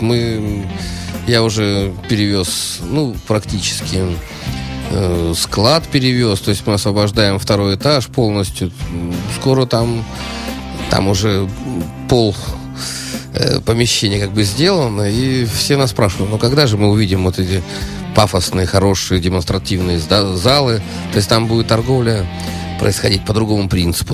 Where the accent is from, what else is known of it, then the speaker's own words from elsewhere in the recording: Saint Petersburg, Russia; я питерский человек